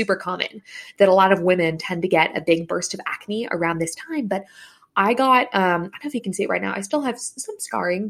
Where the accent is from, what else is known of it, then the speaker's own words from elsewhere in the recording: San Francisco Bay Area, California, United States; I grew up in the SF Bay Area